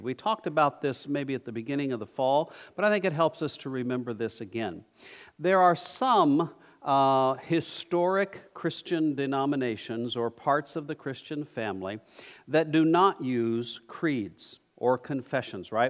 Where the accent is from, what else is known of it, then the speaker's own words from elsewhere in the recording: New Mexico, United States; moved away; I'm from New Mexico